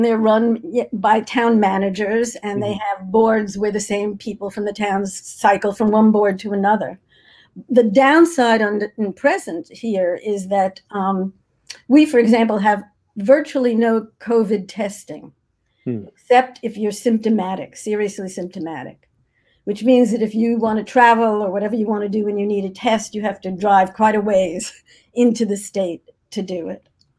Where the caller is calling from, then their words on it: Cape Cod, Massachusetts, United States; I'm calling from outer Cape Cod, all the way out into the ocean. We call it Land's End.